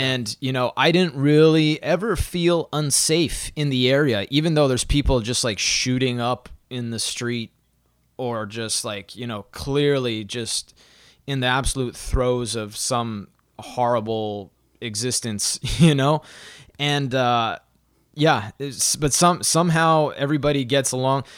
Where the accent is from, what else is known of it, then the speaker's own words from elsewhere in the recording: Saskatoon, Saskatchewan, Canada; I was born in Saskatoon, in Saskatchewan